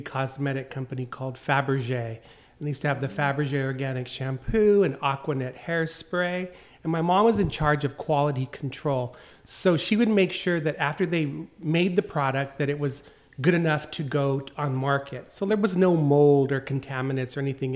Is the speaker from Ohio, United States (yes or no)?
no; Claremont, California, United States; I grew up right here in Claremont